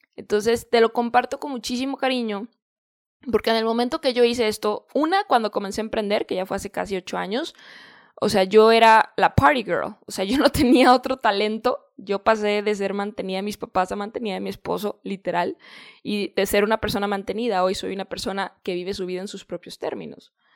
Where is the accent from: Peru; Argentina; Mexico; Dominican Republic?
Mexico; Guadalajara, Jalisco; moved away as an adult; also born or lived in San Diego, California; regreso acá a Guadalajara, que es de donde yo soy, de México